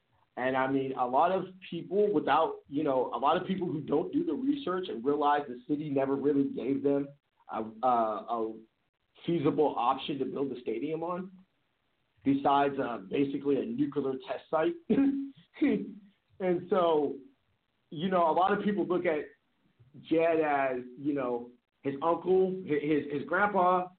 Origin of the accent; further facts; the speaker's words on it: San Jose, California, United States; growing up in San Jose